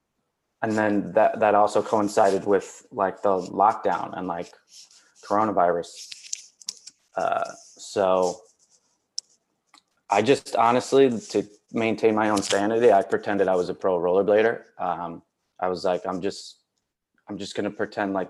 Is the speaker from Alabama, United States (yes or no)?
no; Milford, Connecticut, United States; moved away as an adult; now in Los Angeles, United States; my hometown of Milford, Connecticut